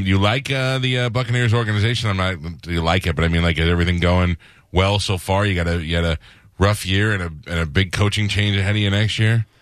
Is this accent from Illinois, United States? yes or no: no; New York, United States; now in Tampa, United States; I grew up in New York